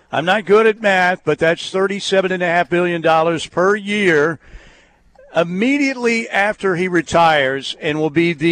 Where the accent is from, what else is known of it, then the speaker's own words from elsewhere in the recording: Norman, Oklahoma, United States; I'm a Normanite, born and raised in Norman.